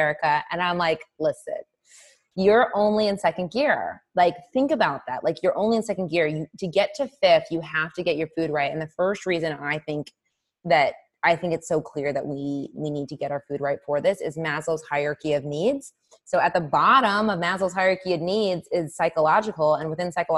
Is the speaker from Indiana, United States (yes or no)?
yes; Indianapolis, Indiana, United States; moved away as an adult; also born or lived in East Coast; I moved from the East Coast to Indianapolis, which is where I'm originally from